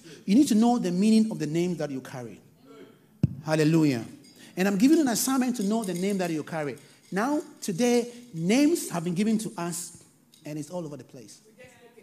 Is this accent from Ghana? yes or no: yes; Ghana; I come from Ghana